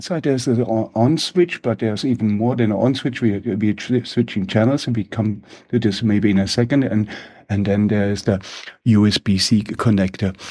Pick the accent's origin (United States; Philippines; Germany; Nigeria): Germany; English is a second language; with my funny accent, I'm from Germany